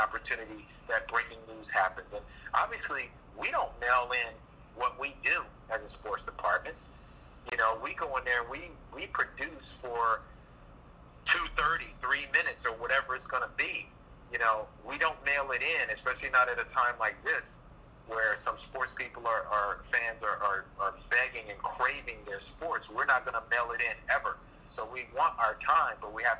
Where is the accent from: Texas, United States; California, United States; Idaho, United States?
California, United States; Los Angeles; also born or lived in Orlando, Florida; now in New York, United States; I grew up in Los Angeles